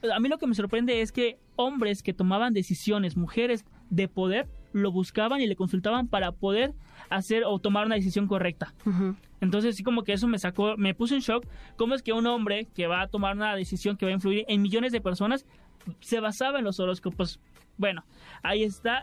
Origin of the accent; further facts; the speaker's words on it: Campeche, Mexico; now in Mexico City, Mexico; vengo de provincia, soy de Campeche